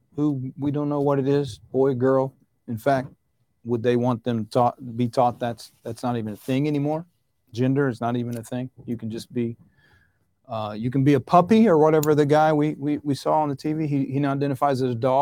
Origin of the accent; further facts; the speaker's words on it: the South, United States; where I grew up in the South